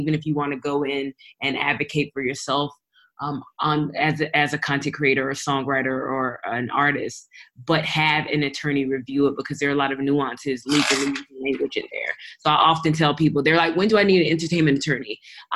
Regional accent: Raleigh, North Carolina, United States; now in Atlanta, United States; I am an entertainment attorney based in Atlanta, Georgia, originally from Raleigh, North Carolina, but I am originally Nigerian. I am first generation American

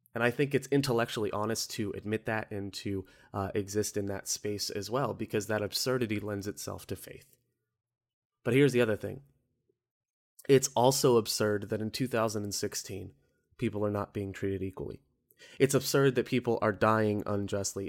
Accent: Orlando, Florida, United States; I'm from Orlando

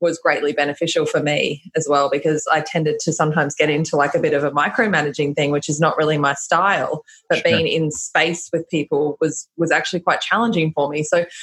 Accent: Australia; I'm Australian

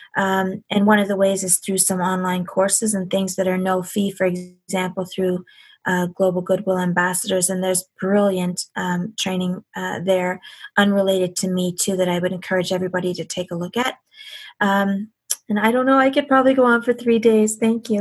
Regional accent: Canada; as a Canadian

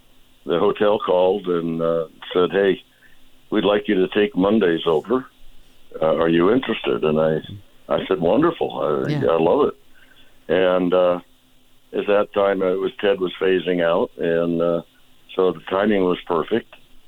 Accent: Seattle, Washington, United States; moved away as an adult; now in Indian Wells area, United States; I was born in Seattle, Washington

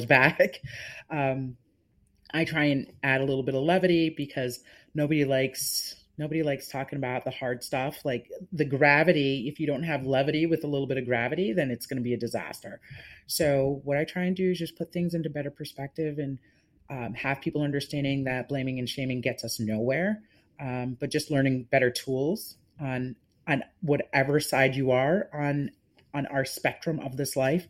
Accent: West Hartford, Connecticut, United States; because I'm Jamaican, because I am Black, because I am from the municipality that we serve

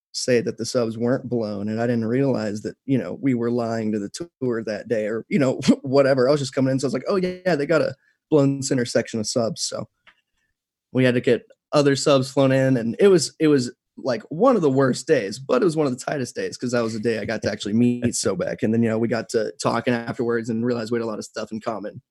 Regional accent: Texas, United States; also born or lived in San Antonio, Texas; I've been in Texas my whole life, so I grew up here. I was born in San Antonio

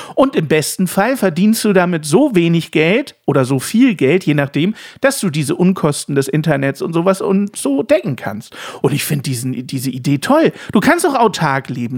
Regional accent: Saxony, Germany; moved away; In der nächsten Staffel geht's in meine Heimat

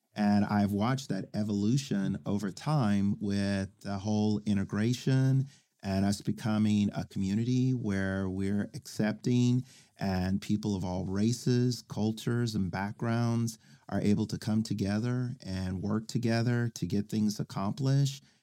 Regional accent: Oklahoma City, Oklahoma, United States; also born or lived in Spencer, Oklahoma; I grew up in Oklahoma City

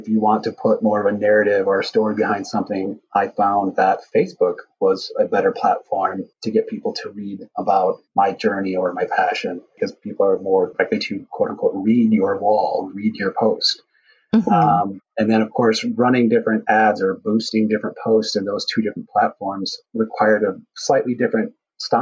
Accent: West Chicago, Illinois, United States; I was always passionate about cars growing up in my hometown in West Chicago

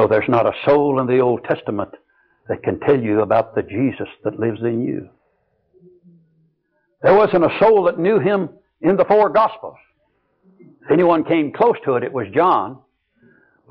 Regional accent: Texas, United States; I was from Texas.

